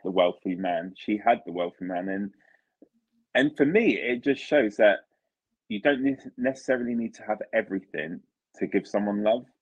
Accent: Italy; moved away; I'm from Italy originally

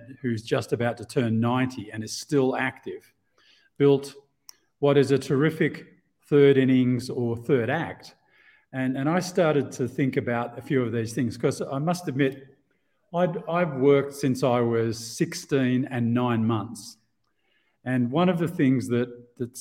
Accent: Australia; moved away as an adult; also born or lived in Asia; now in Mexico; out of Australia originally, as you can hear from my strange exotic accent

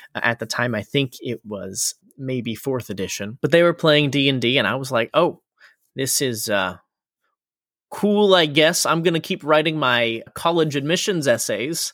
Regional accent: Florida, United States; moved away; I, uh, was born and raised in Florida

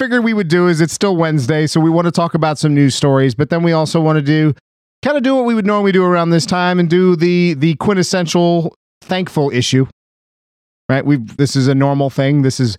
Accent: Burbank, California, United States; I grew up in Burbank.

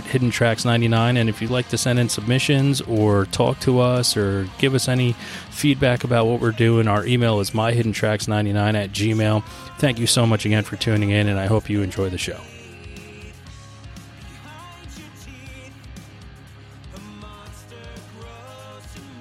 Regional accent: New Jersey, United States; my home state of New Jersey

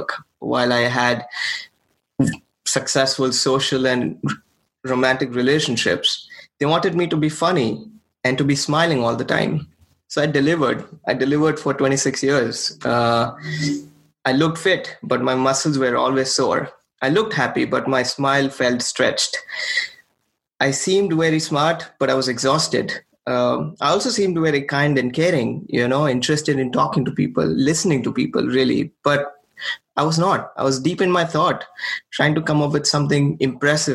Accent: India; moved away as an adult; now in Portland, United States; I was born and raised in India. I moved here about 6 years ago.

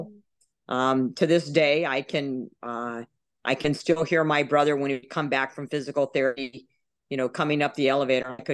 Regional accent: Texas, United States; So we traveled around a lot, but we mostly lived in Texas. And I say I grew up outside of San Antonio in a very small town.

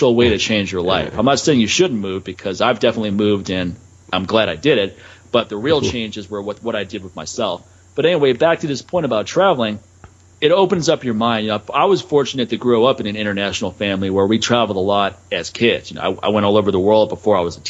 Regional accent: East Coast, United States; moved away; what I grew up with, man. Those winters in the East Coast

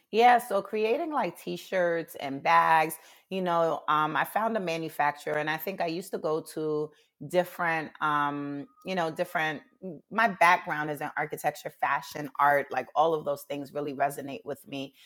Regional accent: New York City, New York, United States; also born or lived in Jamaica; now in Baltimore, United States; raised in Brooklyn

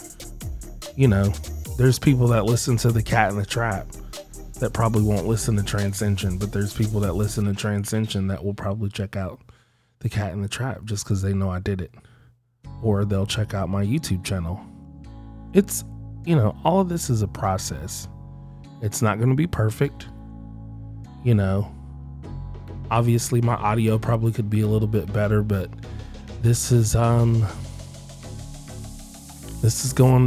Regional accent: Indiana, United States; now in Seattle, United States; I'm from Indiana

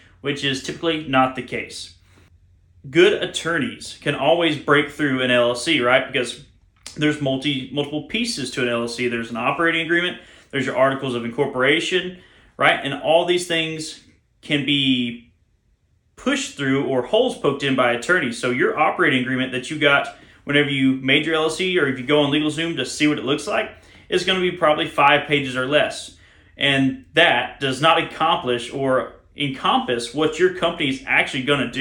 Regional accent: Alabama, United States; I'm a redneck from Alabama

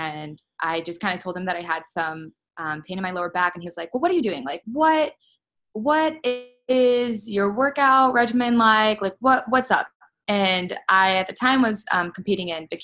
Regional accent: Cleveland, Ohio, United States; moved away as an adult; now in Columbus, United States; I am from Cleveland, Ohio originally, but I've been living in Columbus for 5 years

